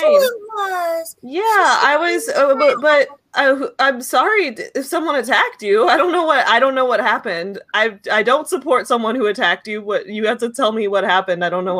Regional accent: United States; I'm the only non-Canadian on the stream this morning.

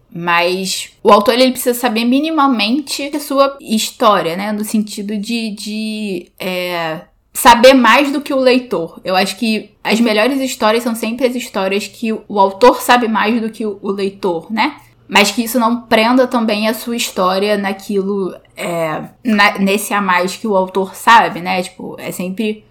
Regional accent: Brazil; a gente é brasileiro

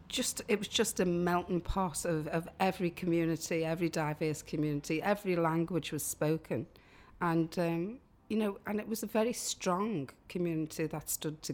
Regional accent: Liverpool, North West England, United Kingdom; growing up in Liverpool 8

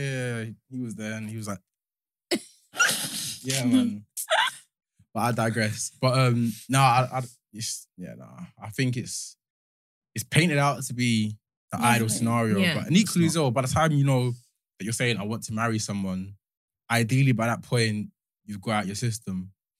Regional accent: Nigeria; Like, next time I'll knack her well to like let her know I'm Nigerian.

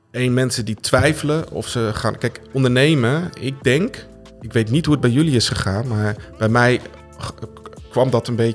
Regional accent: Germany; born there; ik ben geboren in Duitsland.

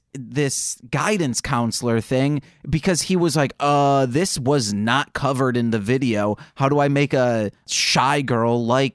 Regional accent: United States; as an American watching this

